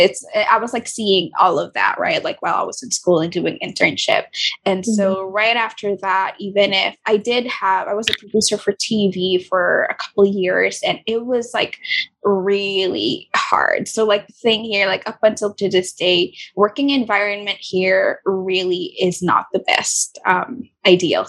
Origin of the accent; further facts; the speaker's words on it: Philippines; also born or lived in Singapore; I was born and raised here